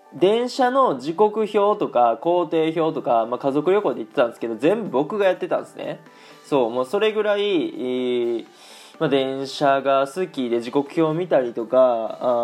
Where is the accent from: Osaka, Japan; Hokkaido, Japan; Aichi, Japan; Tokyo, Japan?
Aichi, Japan; moved away as an adult; now in Germany; 僕が愛知県出身やから